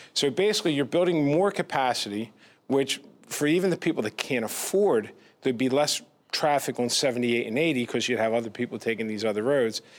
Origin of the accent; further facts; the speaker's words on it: Pennsauken, New Jersey, United States; I grew up in a K to twelve, you know, district where I grew up in Pennsauken when I was growing up